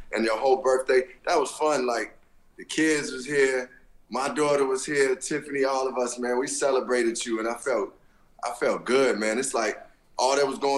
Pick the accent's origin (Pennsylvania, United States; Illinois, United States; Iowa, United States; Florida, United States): Illinois, United States; Chicago; we grew up on the South Side